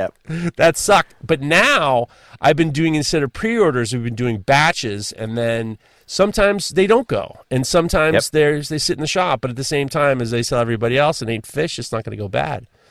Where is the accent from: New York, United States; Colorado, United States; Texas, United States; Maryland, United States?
New York, United States; I'm a New Yorker.